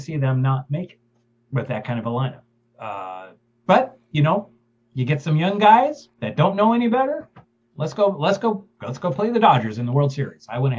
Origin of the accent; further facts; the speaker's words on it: Seattle, Washington, United States; moved away as an adult; now in Kentucky, United States; I grew up in Seattle that had no major sports teams.